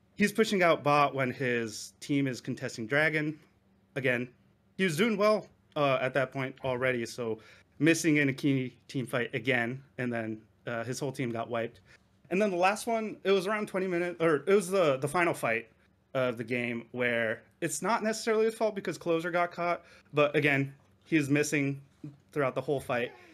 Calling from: Japan; I'm calling from Japan

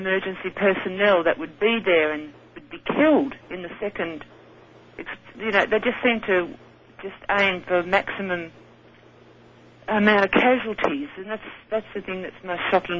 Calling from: Sydney, New South Wales, Australia; I'm calling from Sydney in Australia

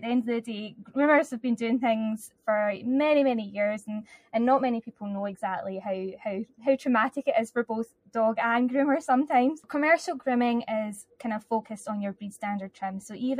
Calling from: Kilmarnock, Scotland, United Kingdom; So I'm 20 minutes from Glasgow, a town called Kilmarnock.

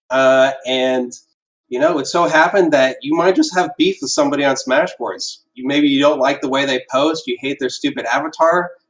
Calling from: Pittsburgh, Pennsylvania, United States; Hi, I'm calling in from Pittsburgh.

